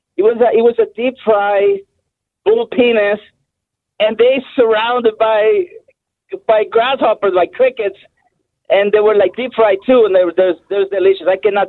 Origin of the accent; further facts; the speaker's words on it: El Salvador; moved away; also born or lived in Mexico; I am from El Salvador. And I lived in Mexico for 4 years